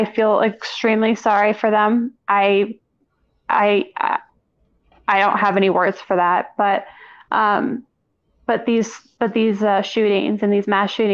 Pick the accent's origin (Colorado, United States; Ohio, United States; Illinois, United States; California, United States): Colorado, United States; I'm born and raised in Colorado